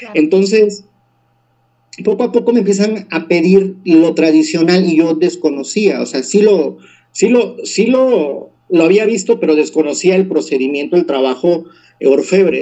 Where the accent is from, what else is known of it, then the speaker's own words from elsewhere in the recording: Veracruz, Mexico; also born or lived in San Francisco Ixhuatán, Oaxaca / Juchitán de Zaragoza, Oaxaca; now in Oaxaca, Mexico; yo soy originario de San Francisco Izhuatán, eh, de, pertenezco al municipio de Cuchitán de Zaragoza, ahí nací. Sin embargo, yo eh, eh, me crié en el estado de Veracruz por trabajo de mi papá.